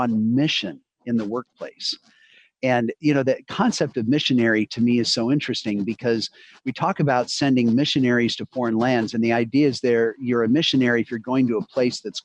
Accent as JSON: {"language": "English", "town": "Boulder", "region": "Colorado", "country": "United States", "tie": "born or raised there", "moved": "as an adult", "lives_now": "Cincinnati, United States", "said": "I grew up in Boulder, Colorado, on the front range of the Rocky Mountains"}